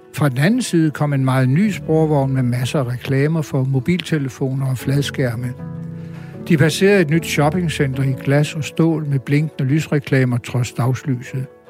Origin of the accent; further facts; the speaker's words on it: Bogense, Southern Denmark, Denmark; moved away; Bogense er min barndomsby.